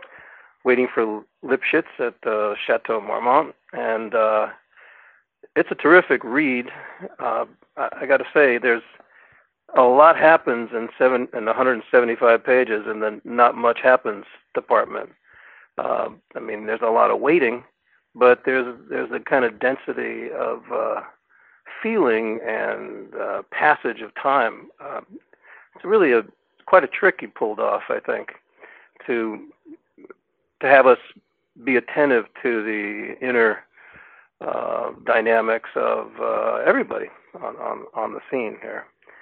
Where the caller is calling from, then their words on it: Lafayette, California, United States; Calling from East Bay, Lafayette, California.